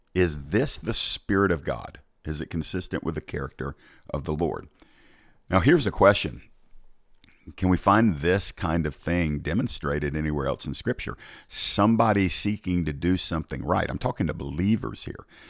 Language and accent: English; Georgia, United States; my home state of Georgia